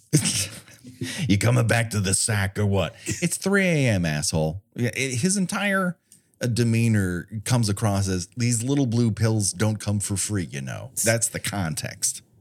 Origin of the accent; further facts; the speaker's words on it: Southern California, United States; I grew up in Southern California